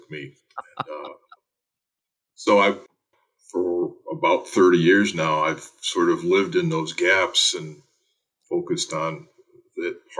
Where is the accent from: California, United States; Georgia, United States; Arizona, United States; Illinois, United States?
Illinois, United States; Joliet; I grew up in Joliet, Illinois.